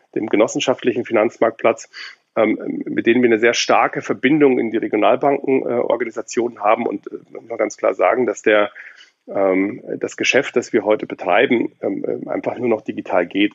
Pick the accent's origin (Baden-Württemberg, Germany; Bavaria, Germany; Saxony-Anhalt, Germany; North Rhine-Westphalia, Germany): Bavaria, Germany; Munich; now in Berlin, Germany; ich bin in München geboren